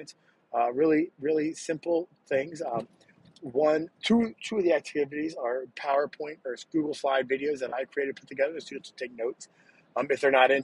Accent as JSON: {"language": "English", "country": "United States", "said": "we as American people"}